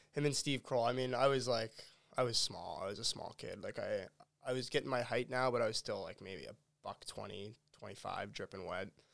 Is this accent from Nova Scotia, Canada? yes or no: yes; Halifax, Nova Scotia, Canada; growing up in Halifax